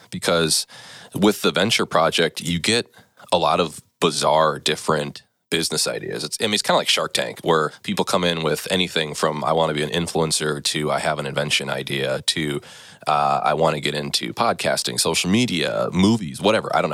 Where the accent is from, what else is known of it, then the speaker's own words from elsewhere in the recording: Neenah, Wisconsin, United States; Yeah, so I grew up in Neenah. I was kind of a jock in high school.